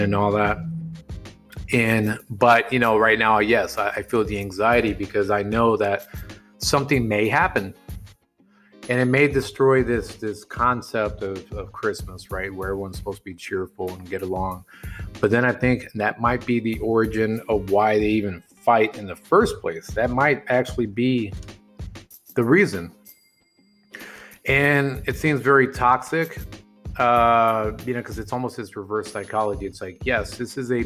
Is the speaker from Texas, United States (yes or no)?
yes; hometown 2 hours from San Antonio, Texas, United States; moved away as an adult; now in San Antonio, United States; heading to my hometown, 2 hours away from San Antonio